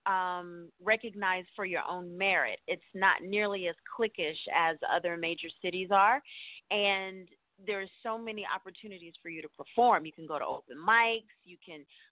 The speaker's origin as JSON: {"language": "English", "town": "Greensboro", "region": "North Carolina", "country": "United States", "also_born_or_lived": "Atlanta, Georgia", "moved": "yes", "lives_now": "New York, United States", "said": "I'm originally from Greensboro, North Carolina"}